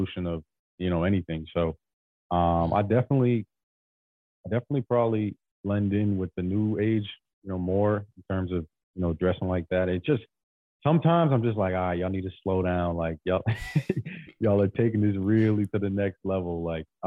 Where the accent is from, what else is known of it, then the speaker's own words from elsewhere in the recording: Boston, Massachusetts, United States; I'm from Boston